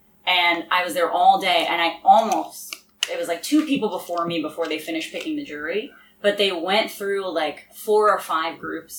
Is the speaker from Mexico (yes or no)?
yes; Mexico City, Mexico; moved away as an adult; also born or lived in Los Angeles; I grew up there, so that's where I'm